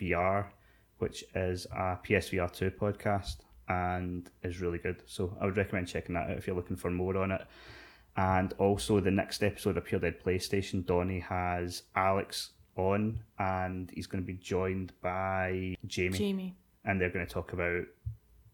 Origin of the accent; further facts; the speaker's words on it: Scotland, United Kingdom; We're Scottish